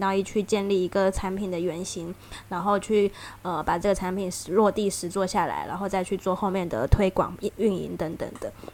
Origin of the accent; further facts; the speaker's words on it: Taiwan; moved away; 我来自台湾